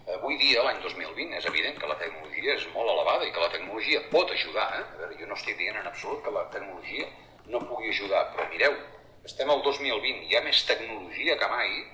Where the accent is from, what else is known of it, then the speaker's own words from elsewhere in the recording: Girona, Catalonia, Spain; jo que sóc de Girona